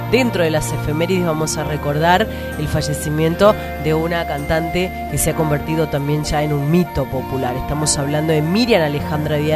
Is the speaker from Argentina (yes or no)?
yes; Argentina; yo me acuerdo de los actos escolares en mi pueblito, en Armendia.